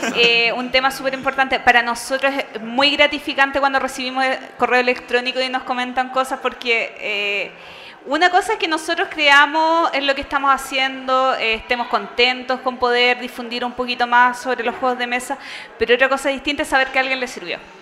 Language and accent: Spanish; Chile; mi país